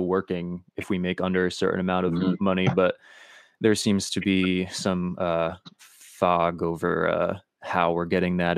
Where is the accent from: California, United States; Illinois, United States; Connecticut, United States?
Connecticut, United States; I'm from Connecticut, which is right next to New York.